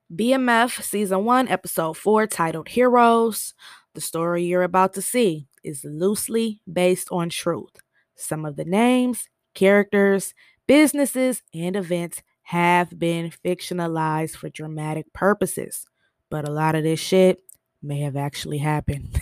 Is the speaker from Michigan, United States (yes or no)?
yes; Michigan, United States; I'm from Michigan